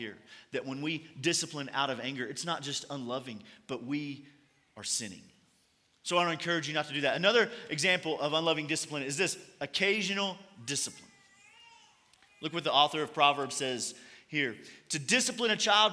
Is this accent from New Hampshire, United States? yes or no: no; Kentucky, United States; I'm from Kentucky